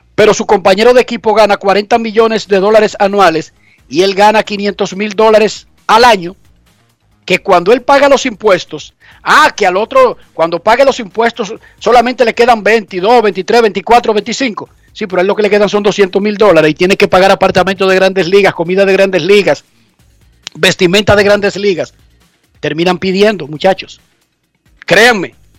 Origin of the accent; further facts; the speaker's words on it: Herrera, Distrito Nacional, Dominican Republic; yo soy medio guerrillero, yo vengo de Herrera